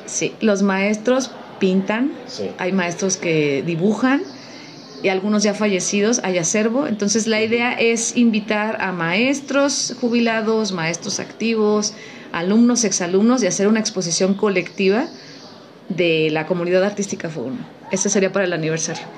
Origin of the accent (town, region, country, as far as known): Mexico